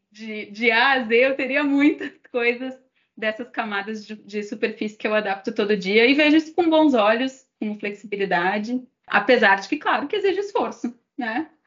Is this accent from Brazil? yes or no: yes; Brazil; sendo que a minha língua e provavelmente a forma como eu me expressaria melhor seria em português, sendo brasileiro.